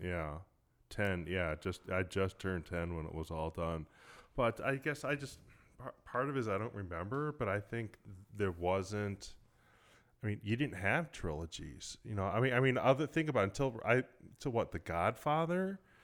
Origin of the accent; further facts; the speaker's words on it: Cleveland, Ohio, United States; I grew up in Cleveland, so you had the Cleveland Plain Dealer